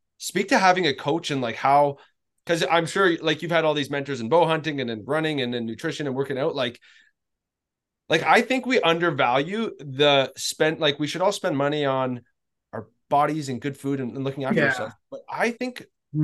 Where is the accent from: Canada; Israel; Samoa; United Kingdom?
Canada; now in Tennessee, United States; I'm a Canadian